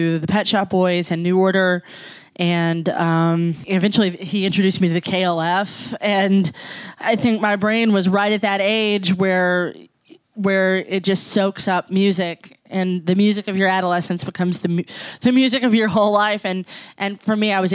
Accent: Jackson, Kentucky, United States; moved away; also born or lived in Lexington, Kentucky / Chicago; My hometown is Jackson, Kentucky

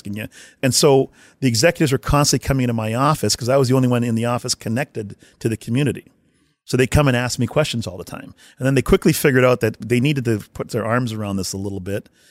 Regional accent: Winnipeg, Manitoba, Canada; moved away; I'm from Winnipeg, Canada.

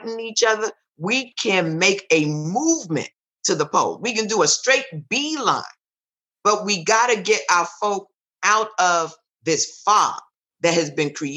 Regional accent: Jamaica; Because I'm Jamaican

